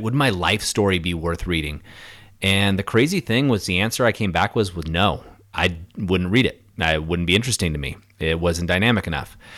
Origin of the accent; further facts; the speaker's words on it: Orange County, California, United States; I grew up in Orange County, which is you know no more suburbia